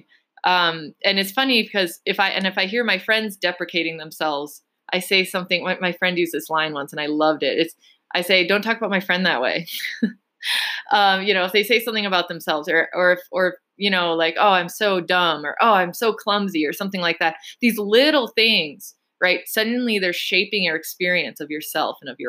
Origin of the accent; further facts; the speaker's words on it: United States; being American